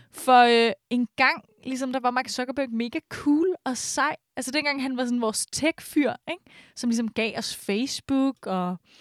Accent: Brøndby, Capital Region of Denmark, Denmark; jeg er faktisk ikke fra Brøndby Strand, jeg er fra øh, Brøndby Øster.

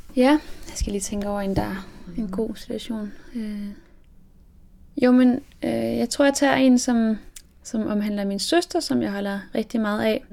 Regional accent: Denmark; also born or lived in France; jeg er opvokset i Frankrig, og mine, mine forældre eller det vil sige, at min far er fransk, og min mor er dansk. Og øhm, da mine forældre blev, jeg gik fra hinanden, da jeg var syv år, så flyttede min mor og jeg til, til Danmark

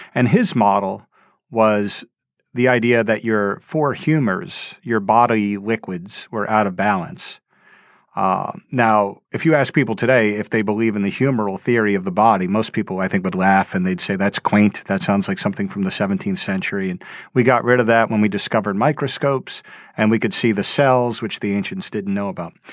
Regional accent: Louisiana, United States; moved away; I grew up in Louisiana in a suburb

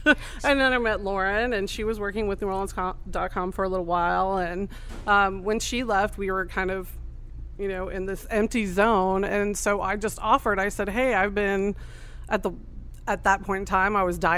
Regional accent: San Mateo, California, United States; moved away as an adult; now in New Orleans, United States; I'm from the Bay Area, San Mateo, California. I moved here about 11 years ago, right before the storm. I was here 2 years before it let go.

